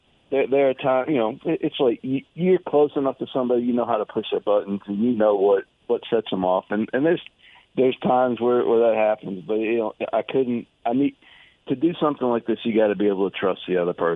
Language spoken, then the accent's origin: English; Knoxville, Tennessee, United States; now in Houston, United States; Knoxville is my hometown. It's where I was born, where I was raised.